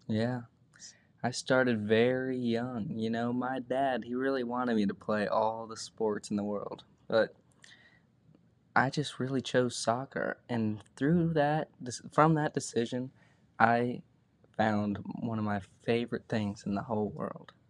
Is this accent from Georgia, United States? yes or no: yes; near Atlanta, Georgia, United States; I played for a local team around where I grew up and also played for a bigger club in Atlanta called Atlanta Fire.